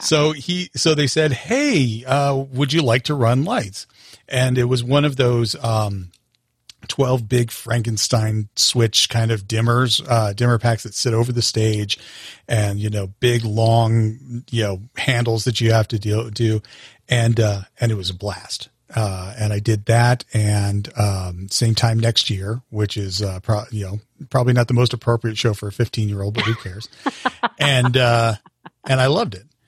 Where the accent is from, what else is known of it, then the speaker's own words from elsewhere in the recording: Longmont, Colorado, United States; I grew up in Longmont, Colorado with my parents